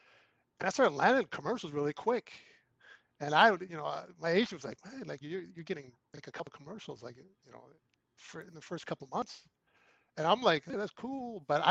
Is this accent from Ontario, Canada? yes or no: no; Nova Scotia, Canada; moved away; also born or lived in Toronto; I was born in Canada, born and raised in Nova Scotia. I lived all over Canada, though